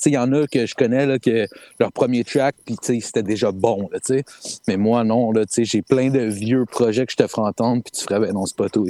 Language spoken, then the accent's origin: French; Saint-Hubert, Quebec, Canada; Saint-Hubert, man, euh, born and raised